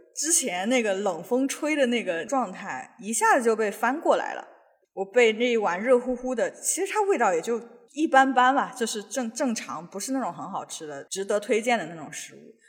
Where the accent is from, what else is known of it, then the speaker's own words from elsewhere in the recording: northern China, China; now in Seattle, United States; 我们就是北方人吃的那种豆腐脑